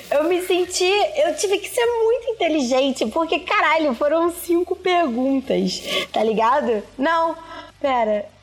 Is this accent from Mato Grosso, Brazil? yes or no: no; Caxias, Rio de Janeiro, Brazil; Sou do bairro de Caxias, no Rio de Janeiro.